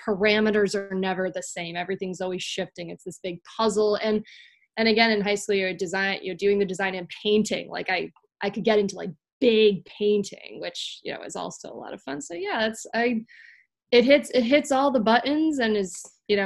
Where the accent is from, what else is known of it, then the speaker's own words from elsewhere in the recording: Meriden, Connecticut, United States; I'm actually from Meriden, Connecticut, right? You know, I'm sitting in Connecticut right now, and I'm actually from Meriden, which is, you know, around central Connecticut